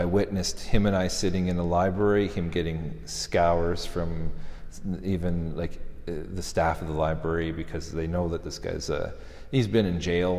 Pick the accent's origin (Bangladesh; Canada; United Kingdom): Canada; being a Canadian